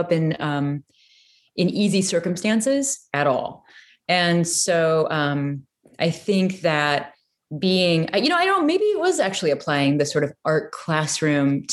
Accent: Peoria, Illinois, United States; I grew up in Peoria, Illinois

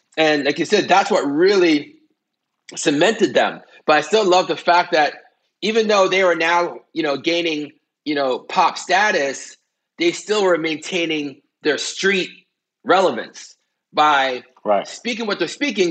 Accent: Canada; I'm Canadian

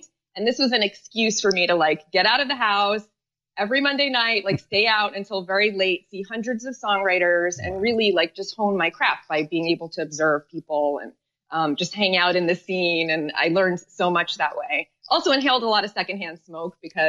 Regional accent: New York City, New York, United States; also born or lived in Israel; So we were in Washington Heights until I was 8. And then we moved to the Upper West Side, to 94th and Amsterdam

